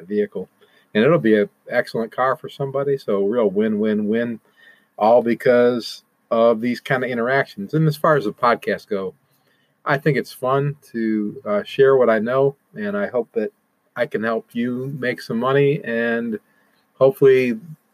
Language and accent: English; Toledo, Ohio, United States; moved away; my hometown of Toledo, Ohio